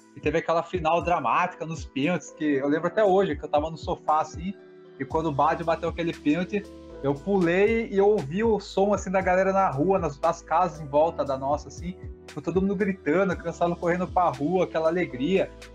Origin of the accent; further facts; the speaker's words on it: Sorocaba, São Paulo, Brazil; aqui na nossa cidade, a gente é de Sorocaba